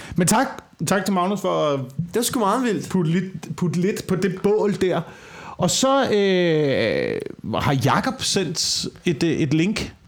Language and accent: Danish; West Jutland, Central Denmark Region, Denmark; moved away; also born or lived in Amager; det er på Vestjylland, hvor jeg er vokset op